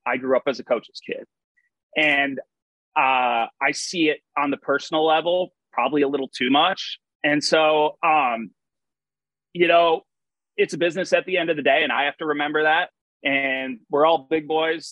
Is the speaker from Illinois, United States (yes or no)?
no; Madison, Wisconsin, United States; I grew up at a uh, Nakoma Country Club